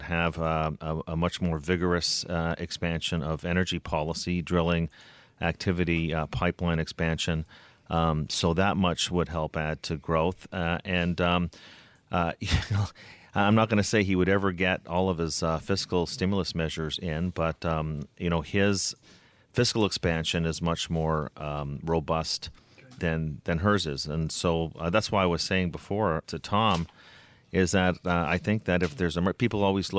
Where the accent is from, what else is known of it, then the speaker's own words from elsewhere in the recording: Canada; And in fact, I'm not even going to vote. How about that? Being a Canadian